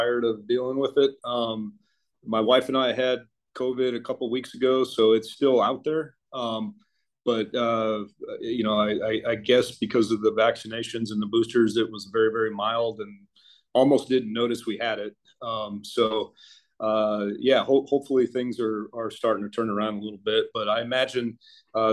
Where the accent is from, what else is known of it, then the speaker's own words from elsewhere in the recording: Colorado, United States; moved away as an adult; also born or lived in South America; now in San Antonio, United States; I am from Colorado originally. I live in San Antonio now